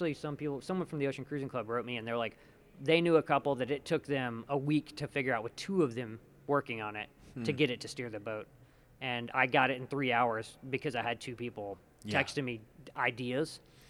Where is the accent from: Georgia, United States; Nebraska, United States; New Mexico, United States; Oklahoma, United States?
New Mexico, United States; Hobbs; people I grew up with in Hobbs, New Mexico